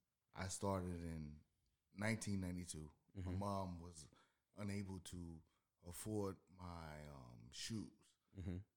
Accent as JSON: {"language": "English", "town": "Miami", "region": "Florida", "country": "United States", "said": "I'm originally from Miami."}